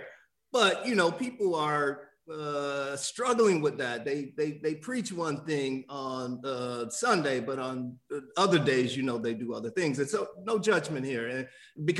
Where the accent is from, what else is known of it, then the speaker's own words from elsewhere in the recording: Miami, Florida, United States; I grew up in Miami